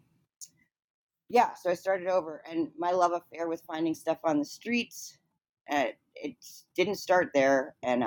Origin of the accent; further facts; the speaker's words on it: Chicago, Illinois, United States; I grew up in Chicago